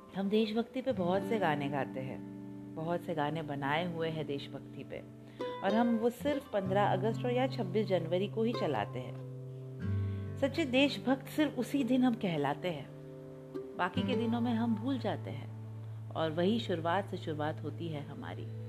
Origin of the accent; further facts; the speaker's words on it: India; we feel proud to be a proud Indian